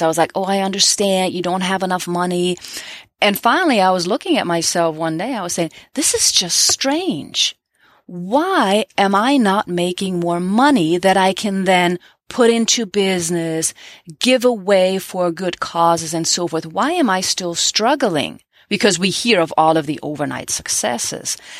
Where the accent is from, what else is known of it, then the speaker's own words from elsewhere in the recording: Germany; now in United States; Growing up in Germany